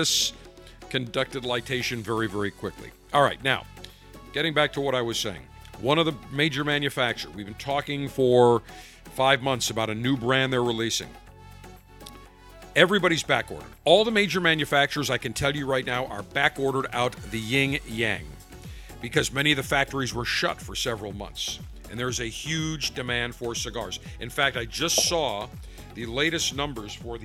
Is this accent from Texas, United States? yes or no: no; Buffalo, New York, United States; accent: hard Midwest accent; moved away; I'm from Buffalo originally, and people in Buffalo have that hard Midwest accent